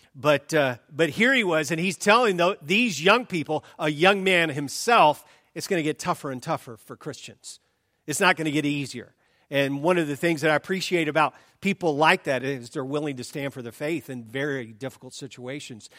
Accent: the South, United States; moved away; I grew up in the South

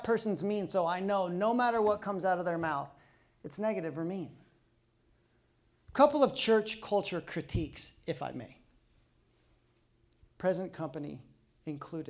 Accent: Colorado, United States; now in Pacific Northwest, United States; I'm from Colorado

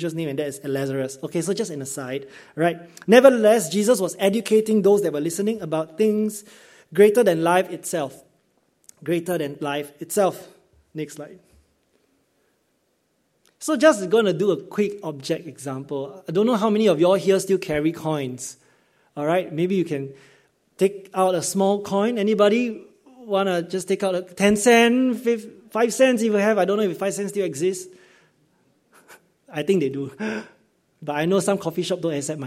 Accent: Singapore; as a Singaporean growing up in Singapore system

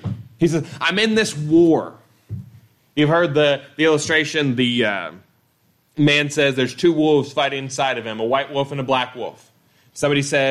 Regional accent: United States; I was born in the United States.

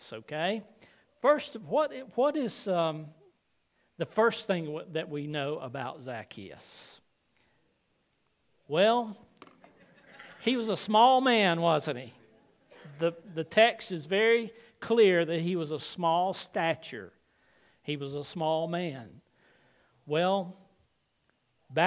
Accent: the South, United States; when almost everyone I knew growing up in the South went to church at some time

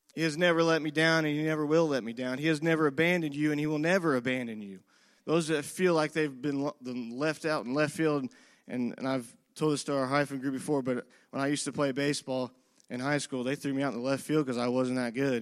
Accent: Whiteland, Indiana, United States; I grew up in this community and I grew up in Whiteland.

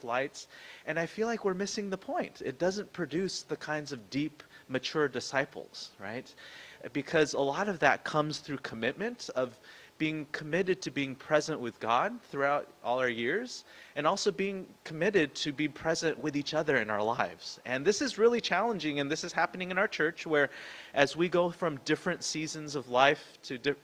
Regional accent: San Jose, California, United States; moved away; also born or lived in Vancouver; the house that I grew up in San Jose

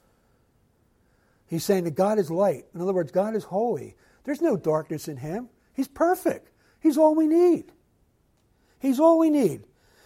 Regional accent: Philadelphia, Pennsylvania, United States; growing up in Philadelphia

